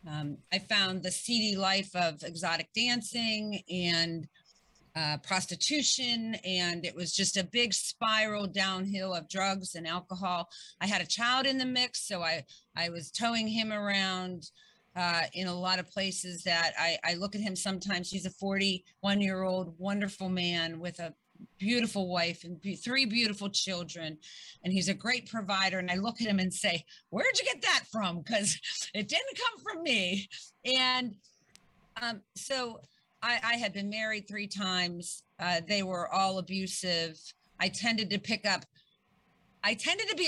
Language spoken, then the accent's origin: English; Pittsburgh, Pennsylvania, United States; moved away; I came from Pittsburgh and I grew up and I had a wonderful family